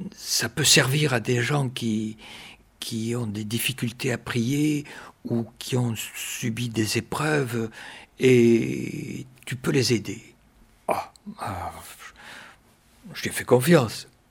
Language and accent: French; Malaussanne, Nouvelle-Aquitaine, France; mon village natal.